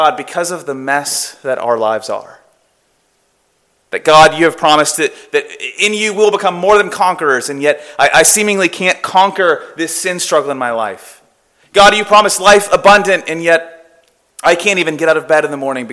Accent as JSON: {"language": "English", "region": "Florida", "country": "United States", "also_born_or_lived": "California", "moved": "as an adult", "said": "I'm originally from Florida"}